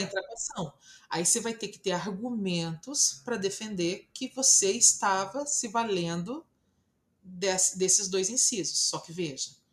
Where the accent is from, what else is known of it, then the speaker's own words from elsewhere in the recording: Brazil; eu sou brasileira